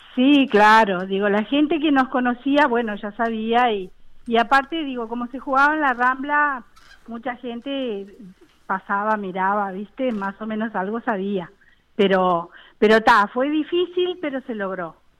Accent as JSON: {"language": "Spanish", "region": "Montevideo", "country": "Uruguay", "said": "Yo soy uruguaya y vivo en el barrio Buceo"}